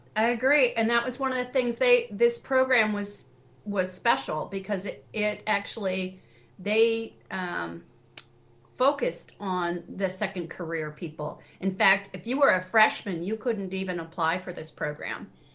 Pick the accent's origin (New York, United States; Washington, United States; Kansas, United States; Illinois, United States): Washington, United States; Seattle; also born or lived in Tennessee; now in New England, United States; I grew up in Seattle